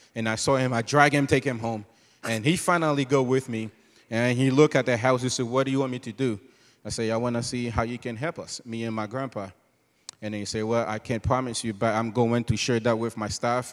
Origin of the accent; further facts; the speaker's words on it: Haiti; moved away; also born or lived in Cabaret; born and raised in Haiti.